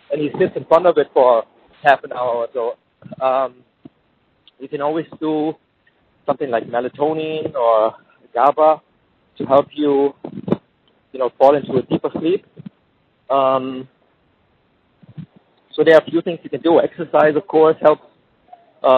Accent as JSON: {"language": "English", "town": "Jacksonville", "region": "Florida", "country": "United States", "tie": "born or raised there", "said": "my hometown, in Jacksonville"}